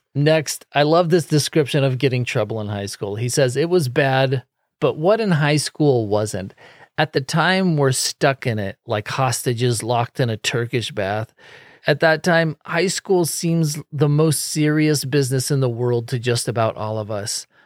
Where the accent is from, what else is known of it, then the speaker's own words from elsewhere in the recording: Silicon Valley, California, United States; I grew up in Silicon Valley